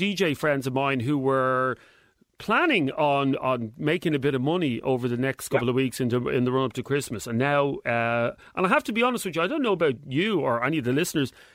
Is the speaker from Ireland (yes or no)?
yes; Ireland; I'm proud as as an Irishman